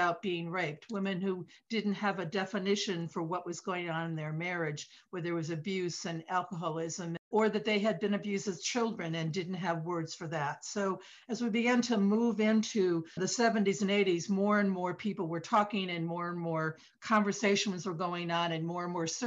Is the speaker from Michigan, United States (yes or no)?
yes; Detroit, Michigan, United States; now in East Coast, United States; I grew up in Detroit in the Midwest